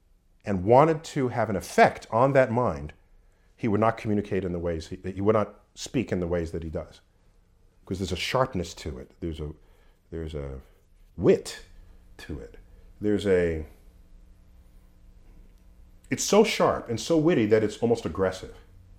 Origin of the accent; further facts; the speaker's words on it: New York City, New York, United States; Born and raised in New York City.